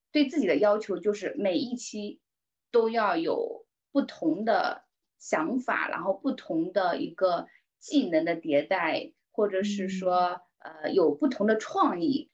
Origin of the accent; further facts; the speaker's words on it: Taizhou, Zhejiang, China; 我是南方人嘛，浙江台州人。呃，我家旁边都是山嘛